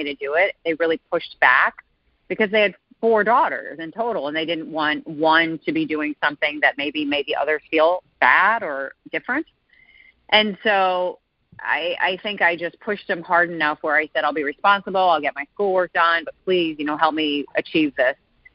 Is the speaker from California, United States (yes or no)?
no; St. Louis, Missouri, United States; moved away as an adult; also born or lived in Chicago, Illinois / Dallas, Texas; I'm from St. Louis, Missouri. Actually born in Chicago, but moved to St. Louis when I was six, and I lived there until I went to college